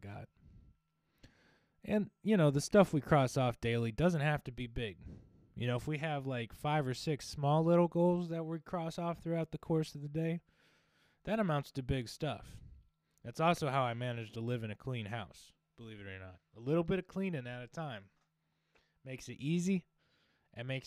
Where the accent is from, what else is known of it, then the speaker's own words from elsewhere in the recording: United States; We're all American